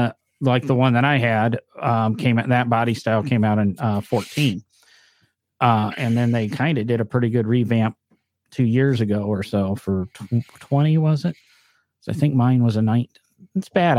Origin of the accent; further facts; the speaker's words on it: the North, United States; accent: northern; And somebody's going to harass me because I guess I say comfortable weird, but that's my northern accent.